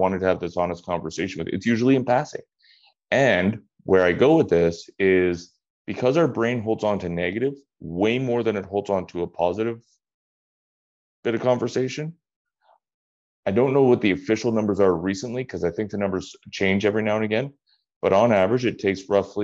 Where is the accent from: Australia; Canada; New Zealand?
Canada; now in United Kingdom; I'm from Canada